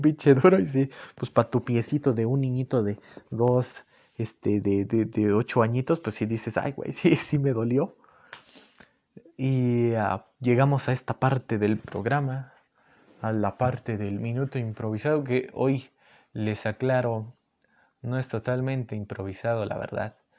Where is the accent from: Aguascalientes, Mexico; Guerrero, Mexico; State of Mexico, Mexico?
State of Mexico, Mexico; Miraflores; aquí en, Miraflores, aquí donde, de donde yo soy, Miraflores está Estado de México